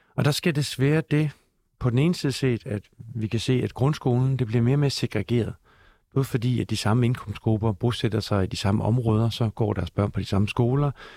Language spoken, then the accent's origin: Danish; Denmark; Jeg er dansker, jeg er mand, jeg er far